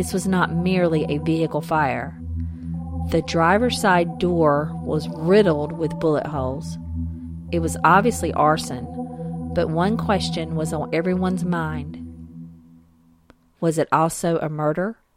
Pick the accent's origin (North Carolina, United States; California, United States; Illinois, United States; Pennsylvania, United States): North Carolina, United States; a small southern North Carolina town, United States; I am from a small southern North Carolina town